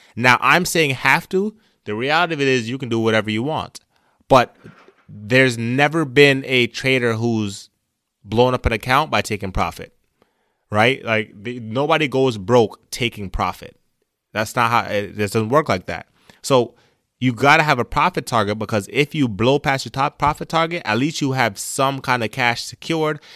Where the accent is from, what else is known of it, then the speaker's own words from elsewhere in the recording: Jamaica; moved away; I came from Jamaica as an immigrant